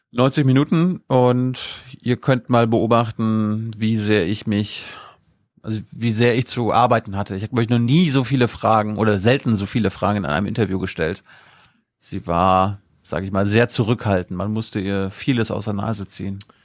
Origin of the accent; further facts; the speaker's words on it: Mecklenburg-Vorpommern, Germany; ich bin ja aus MacPom.